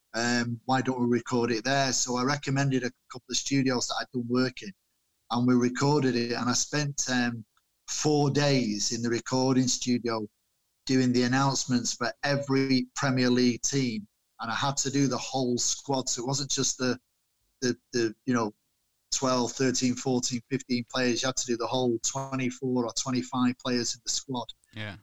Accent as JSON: {"language": "English", "town": "Manchester", "region": "North West England", "country": "United Kingdom", "tie": "born or raised there", "said": "my parents came over here uh, and had me when in Manchester when they came over from Ireland"}